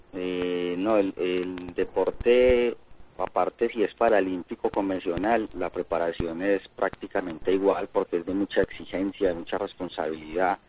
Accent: Colombia; A Colombia regreso hoy porque tengo torneo este fin de semana a partir del jueves allá en mi país

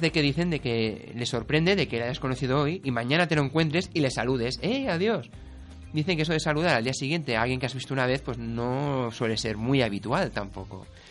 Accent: Spain; Los españoles somos los más inquietos, de culo inquieto somos los españoles

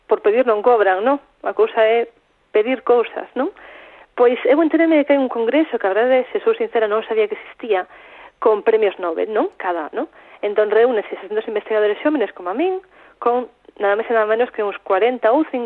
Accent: Santiago de Compostela, Galicia, Spain

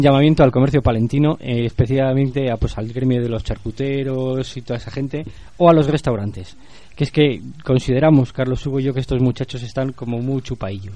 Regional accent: Santoyo, Castile and León, Spain; yo soy de Santoyo

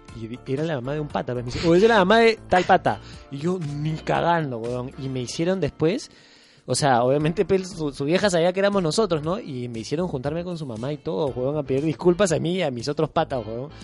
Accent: Lima, Peru; also born or lived in Iquitos; nací en Lima

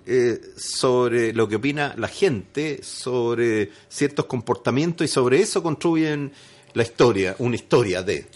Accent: Chile; Y además chileno. Sí, porque yo nací en Chile.

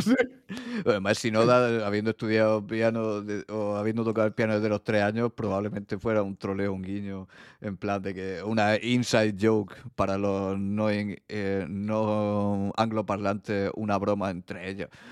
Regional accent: Region of Murcia, Spain; pronuncio las bandas de esa manera porque también soy de Murcia

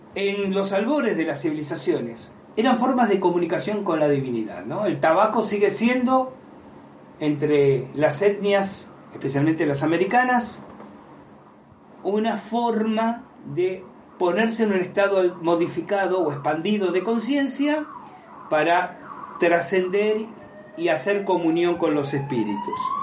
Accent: Argentina; decimos en Argentina

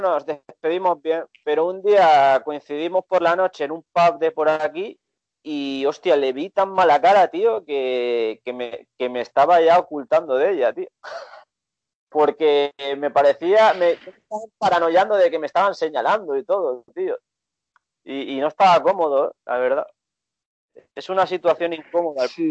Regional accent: Barcelona, Catalonia, Spain; yo era de Barcelona, español

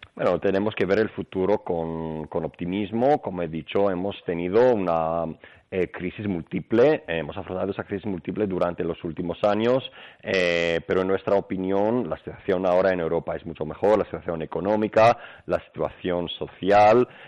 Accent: Greece; Spanish is a second language; moved away as an adult; now in Spain; Yo soy griego, pero bueno, desde más pequeño he aprendido español, lo que me ha permitido también vivir en, España

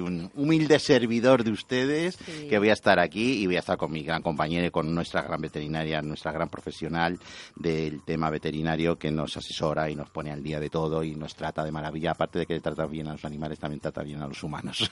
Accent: Spain; soy español 100%

